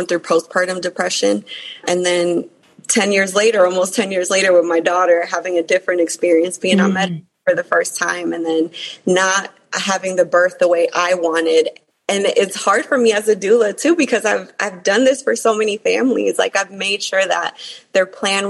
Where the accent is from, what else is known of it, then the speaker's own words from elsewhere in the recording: New York City, New York, United States; being an immigrant, growing up in New York City, growing up in more impoverished places